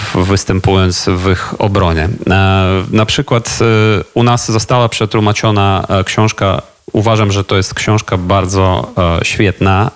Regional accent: Ukraine; ja jako Ukrainiec

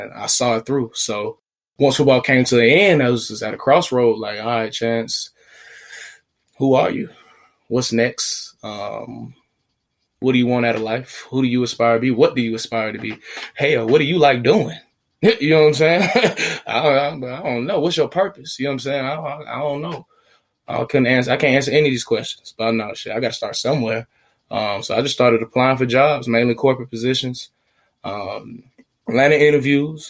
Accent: Atlanta, Georgia, United States; also born or lived in Smyrna, Georgia; born and raised in Atlanta, Georgia

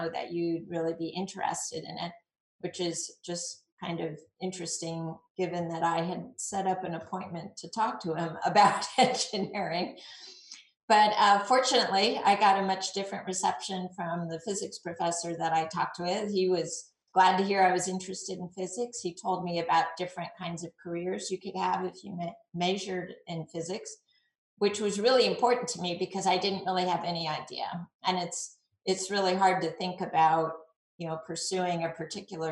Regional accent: a suburb of San Diego, Southern California, United States; So I grew up in Southern California in a suburb of San Diego

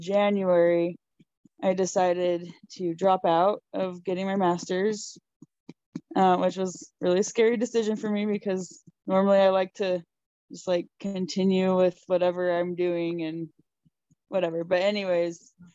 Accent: Utah Valley, United States; I'm from Utah. I'm from just here in Utah Valley

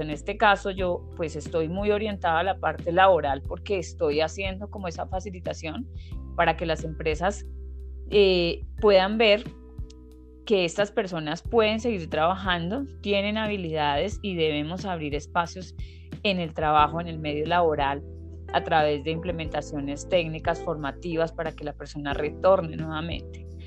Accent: Colombia; also born or lived in Bogotá; yo soy de Colombia, vivo actualmente en Bogotá

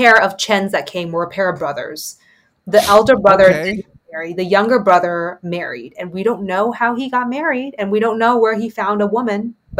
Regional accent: Taiwan; born or raised there; also born or lived in United States

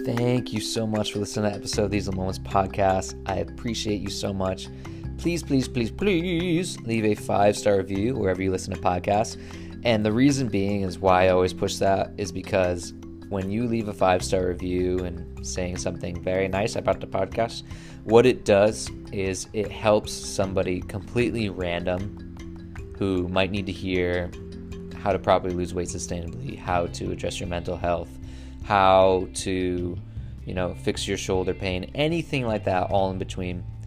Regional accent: Connecticut, United States; moved away as an adult; also born or lived in Brooklyn, New York; I moved back from Brooklyn to Connecticut

